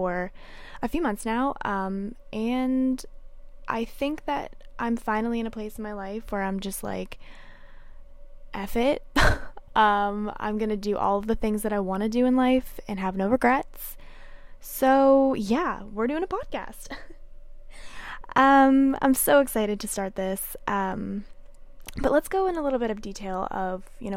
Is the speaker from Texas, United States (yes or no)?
no; Pennsylvania, United States; moved away as an adult; now in Nashville, United States; I moved here from Pennsylvania, which is where I was born and raised